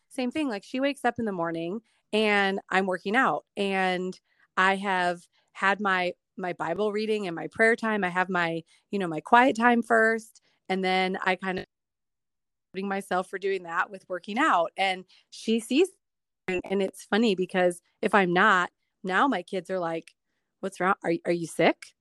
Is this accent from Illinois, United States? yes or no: yes; Chicago, Illinois, United States; moved away as an adult; now in Dominican Republic; I'm originally from Chicago